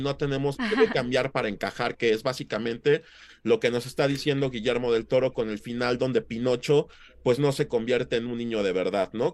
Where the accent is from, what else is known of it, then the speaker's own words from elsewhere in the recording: Mexico; como mexicanos